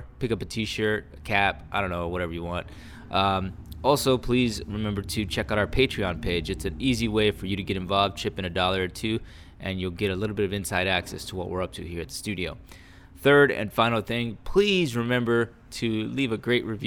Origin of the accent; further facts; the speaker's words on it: Fort Worth, Texas, United States; moved away; I grew up in Fort Worth